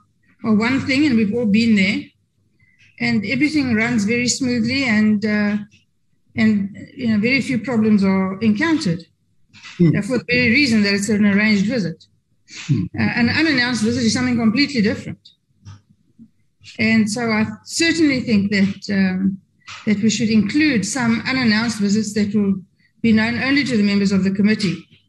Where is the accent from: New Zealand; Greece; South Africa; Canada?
South Africa; Kimberley, Northern Cape; I come from Kimberley.